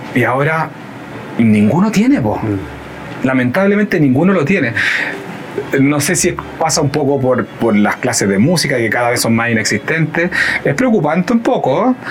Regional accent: Concepción, Biobío, Chile; moved away as an adult; also born or lived in Barcelona, Spain / Nantes, France; como yo soy sudamericano, soy chileno

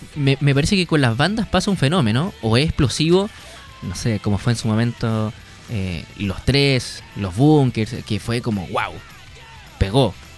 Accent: Punta Arenas, Magallanes and Chilean Antarctica, Chile; yo soy de Punta Arenas, una región donde comprar alcohol es muy barato

